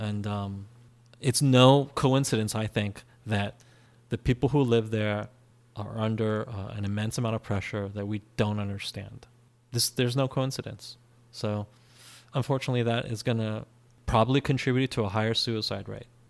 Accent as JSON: {"language": "English", "country": "United States", "tie": "born or raised there", "said": "growing up in America, we were never expected to do 16 hours of schoolwork a day"}